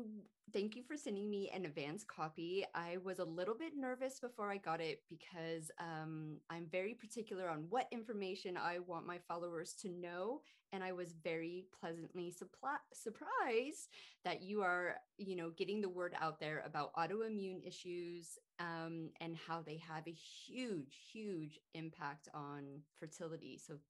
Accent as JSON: {"language": "English", "region": "California", "country": "United States", "moved": "yes", "said": "And I kind of feel lucky because I'm originally from California."}